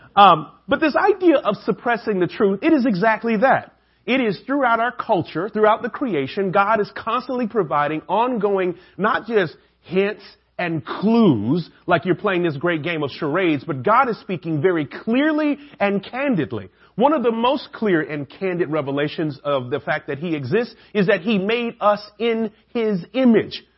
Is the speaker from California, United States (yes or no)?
no; Atlanta, Georgia, United States; I'm the only guy from Atlanta